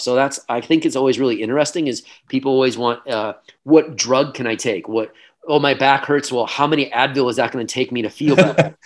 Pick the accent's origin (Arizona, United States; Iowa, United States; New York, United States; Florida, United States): Iowa, United States; also born or lived in Boulder, Colorado; the college was back in my hometown in Iowa